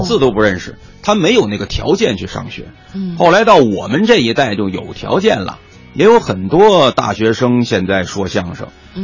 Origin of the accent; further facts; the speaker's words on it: Tianjin, China; 我呢，从小在天津呐